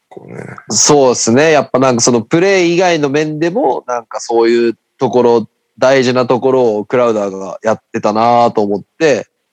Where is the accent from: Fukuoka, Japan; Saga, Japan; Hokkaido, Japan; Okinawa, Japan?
Fukuoka, Japan; accent: Hakata dialect; めちゃくちゃ博多弁出てしまった